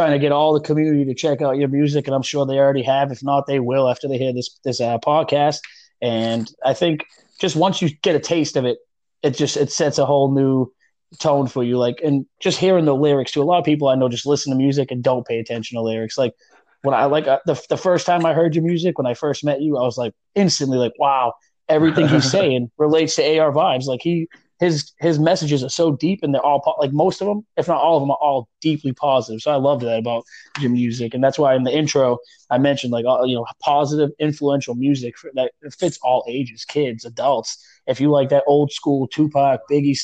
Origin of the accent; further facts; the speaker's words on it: New England, United States; I'm from New England